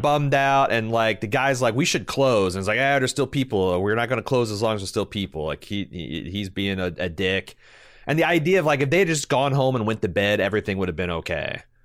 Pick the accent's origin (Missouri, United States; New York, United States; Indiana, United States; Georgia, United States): Indiana, United States; growing up in Indiana, uh, we were a state that banned fireworks